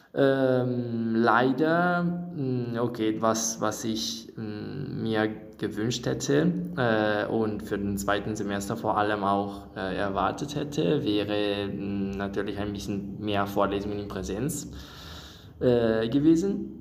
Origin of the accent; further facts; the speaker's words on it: Italy; German is a second language; moved away as an adult; now in Göttingen, Germany; ich komme aus Italien und ich bin hier in Göttingen für meinen für mein Erasmus